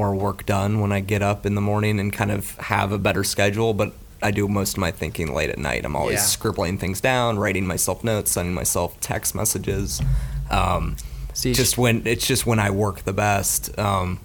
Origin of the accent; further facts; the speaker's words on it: Gainesville, Florida, United States; My parents, I guess, moved down maybe 3 or 4 years before they had me, and I grew up in Gainesville.